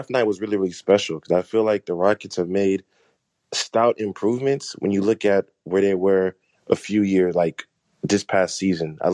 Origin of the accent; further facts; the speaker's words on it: Nigeria; I'm Nigerian as well.